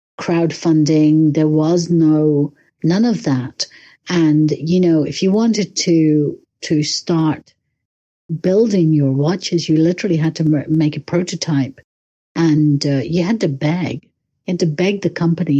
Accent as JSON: {"language": "English", "region": "London", "country": "United Kingdom", "also_born_or_lived": "Le Locle, Switzerland", "moved": "as an adult", "lives_now": "Switzerland", "said": "I'm from London."}